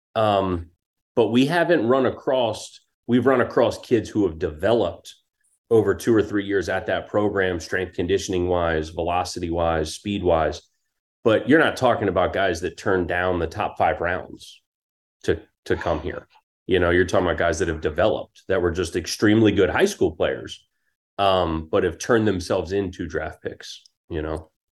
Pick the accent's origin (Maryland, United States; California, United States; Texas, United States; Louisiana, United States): Maryland, United States; now in Harrisonburg, United States; growing up in Maryland, growing up probably two and a half hours from here in Harrisonburg